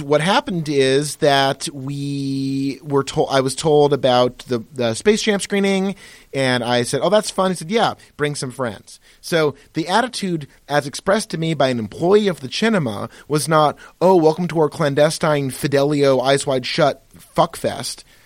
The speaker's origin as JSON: {"language": "English", "town": "Pittsfield", "region": "Massachusetts", "country": "United States", "tie": "born or raised there", "said": "who I grew up with in Pittsfield, Massachusetts"}